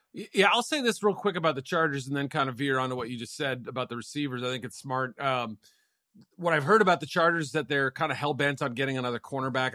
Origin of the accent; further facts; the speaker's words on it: Andover, Massachusetts, United States; Your alma mater in my hometown, he's from Andover, Mass